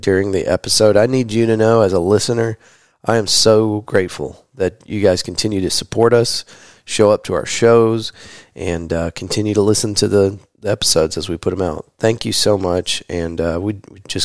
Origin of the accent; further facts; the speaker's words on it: Texas, United States; I'm a Texan